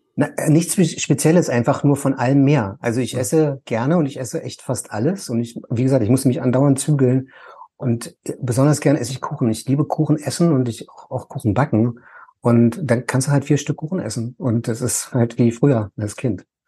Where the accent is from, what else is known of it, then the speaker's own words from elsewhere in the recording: Berlin, Germany; ich komme jetzt aus Ost-Berlin